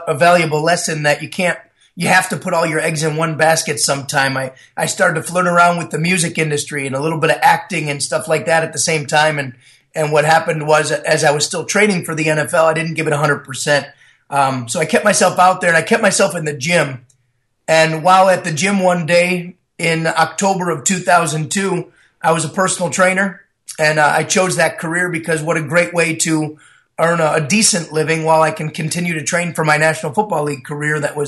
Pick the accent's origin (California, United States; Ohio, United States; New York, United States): New York, United States; Buffalo; moved away; also born or lived in Las Vegas, Nevada; I was born and raised in Buffalo, New York